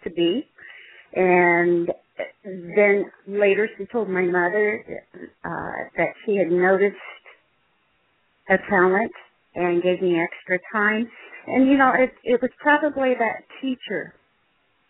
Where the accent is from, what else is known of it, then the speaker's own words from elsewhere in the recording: Midwest, United States; I was born and raised in the Midwest